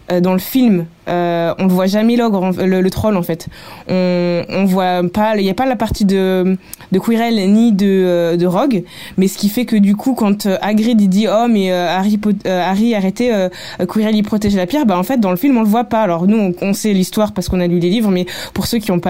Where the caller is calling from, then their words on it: England, United Kingdom; Coucou la voix 9 quarts, euh … je vous écoute depuis l'Angleterre.